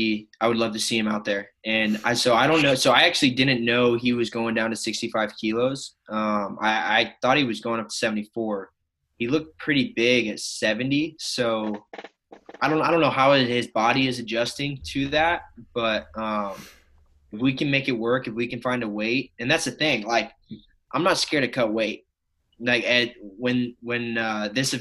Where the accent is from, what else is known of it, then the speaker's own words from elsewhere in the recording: Oregon, United States; growing up in Oregon